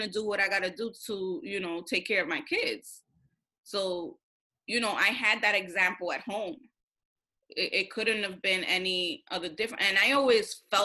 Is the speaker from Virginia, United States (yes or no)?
no; New York City, New York, United States; When you grow up in Washington Heights with a bunch of Dominicans